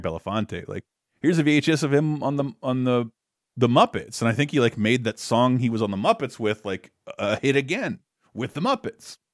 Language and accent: English; Florida, United States; moved away; my home state, Florida